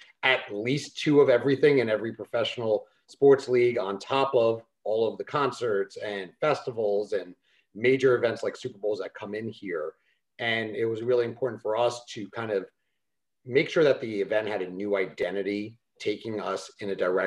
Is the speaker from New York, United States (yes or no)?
yes; New York, United States; moved away as an adult; now in Los Angeles, United States; Started off in my hometown, New York